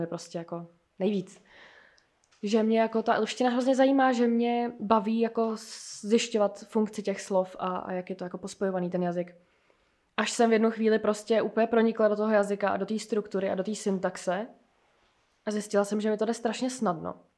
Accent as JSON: {"language": "Czech", "town": "Plzeň", "region": "Plzeň Region", "country": "Czechia", "tie": "born or raised there", "also_born_or_lived": "Germany", "moved": "as an adult", "lives_now": "Prague, Czechia", "said": "já jsem z Plzně a tam jsem bydlela do doby, než jsem šla na vejšku sem"}